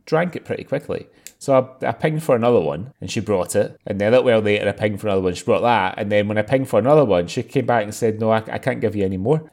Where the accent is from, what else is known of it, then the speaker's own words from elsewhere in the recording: Scotland, United Kingdom; I'm Scottish